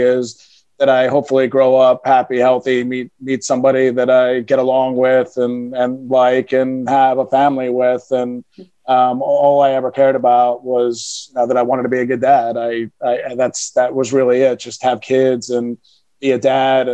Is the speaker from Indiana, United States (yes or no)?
no; Philadelphia, Pennsylvania, United States; moved away as an adult; also born or lived in New York City; I was born and raised in Philadelphia, loved Philadelphia, thought I'd spend my whole life in Philadelphia.